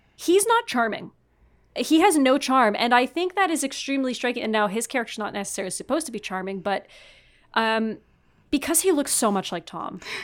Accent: Canada; I'm French Canadian

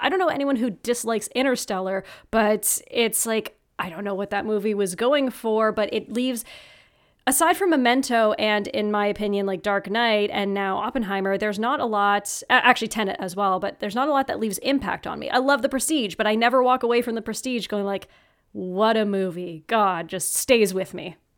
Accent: North Bay, Ontario, Canada; moved away as an adult; also born or lived in Oshawa, Ontario; my hometown of North Bay, Ontario

